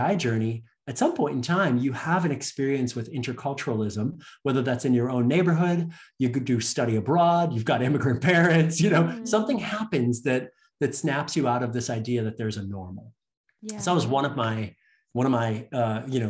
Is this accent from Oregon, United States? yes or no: no; Chicago, Illinois, United States; also born or lived in Canada; born in Canada, and but I grew up in Chicago in the United States, which is a city in the Midwest.